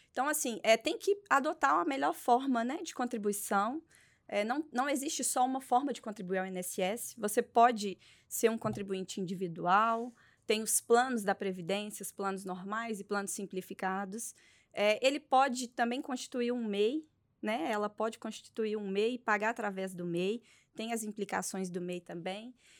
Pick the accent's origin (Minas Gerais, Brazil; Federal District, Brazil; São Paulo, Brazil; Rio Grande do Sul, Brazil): Minas Gerais, Brazil; Belo Horizonte; Eu sou de Belo Horizonte, Minas Gerais